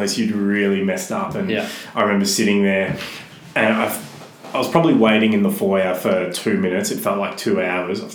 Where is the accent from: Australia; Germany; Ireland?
Australia; Melbourne, Victoria; from Glenroy, went to school in Broadmeadows